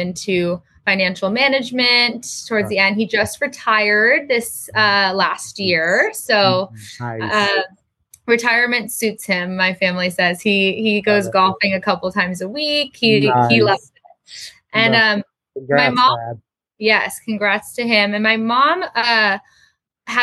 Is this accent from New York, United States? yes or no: no; Encinitas, California, United States; moved away as an adult; I grew up in San Diego. North County, San Diego, in a town, Encinitas, California